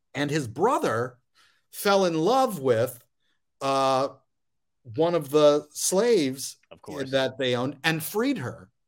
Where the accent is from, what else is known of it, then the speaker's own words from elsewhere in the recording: Lafayette, Louisiana, United States; moved away; also born or lived in Queens, New York / Florida / Indiana; I grew up in Lafayette, Louisiana